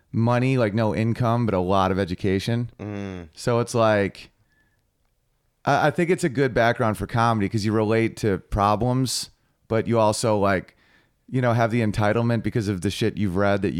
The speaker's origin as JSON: {"language": "English", "region": "New York", "country": "United States", "said": "I used to live in the Czech Republic, and I'm from New York State"}